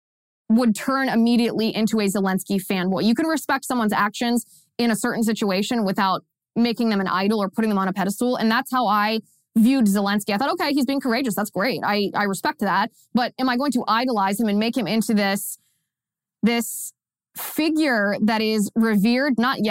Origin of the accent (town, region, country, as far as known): United States